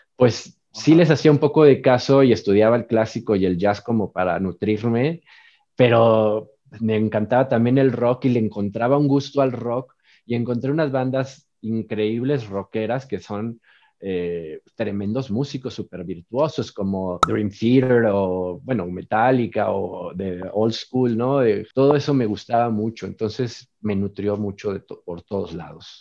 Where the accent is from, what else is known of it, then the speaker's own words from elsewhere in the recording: Mexico City, Mexico; yo soy eh, mexicano de la ciudad, del DF. Aquí nací, aquí he vivido toda mi vida, eh, así que como le dicen, somos chilangos